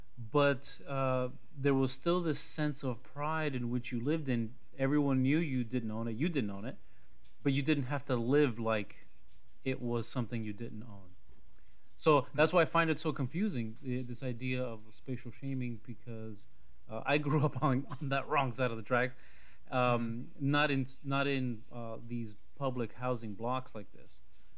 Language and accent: English; Florida, United States; I grew up in poverty in Florida, and, you know, it was not unusual for 8 to 10 people living in a small two-bedroom house.